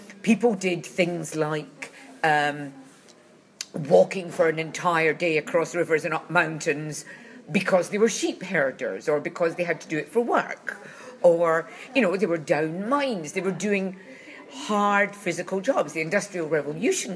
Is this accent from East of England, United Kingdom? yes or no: no; Glasgow, Scotland, United Kingdom; I come from Glasgow